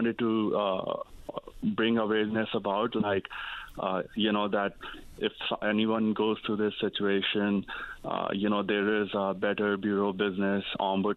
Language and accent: English; Northeast India, India; moved away as an adult; now in Newfoundland, Canada; I came from Northeast India. I went to I came in 2010. I studied at Memorial University here